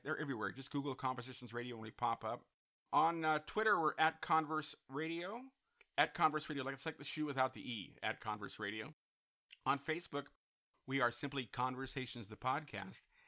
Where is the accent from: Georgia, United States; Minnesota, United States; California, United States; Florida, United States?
California, United States; Santa Clarita; my hometown of Santa Clarita